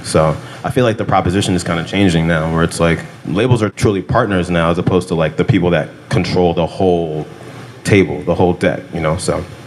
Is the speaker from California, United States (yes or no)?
yes; California, United States; I grew up in California